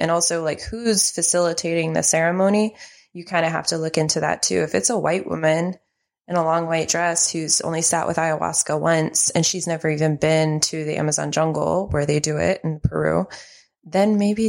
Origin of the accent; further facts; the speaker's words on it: Mexico City, Mexico; moved away as an adult; now in United States; I grew up in Mexico City, Mexico.